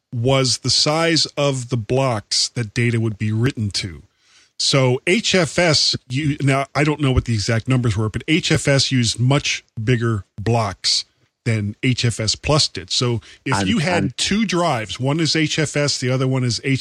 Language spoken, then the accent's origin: English; United States; I'm American